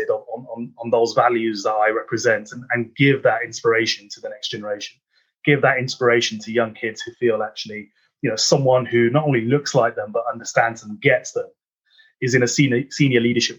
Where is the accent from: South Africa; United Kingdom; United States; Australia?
United Kingdom; Birmingham, West Midlands; a young Sikh lad growing up in Handsworth in inner city Birmingham